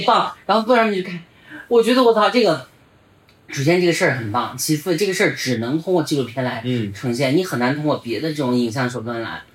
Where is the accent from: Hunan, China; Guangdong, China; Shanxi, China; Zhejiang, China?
Hunan, China; also born or lived in northern China; 我作为一个在湖南长大的一个北方人